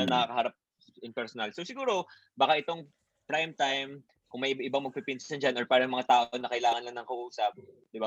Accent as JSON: {"language": "Tagalog", "region": "Bicol Region", "country": "Philippines", "tie": "born or raised there", "said": "we grew up sa Bicol"}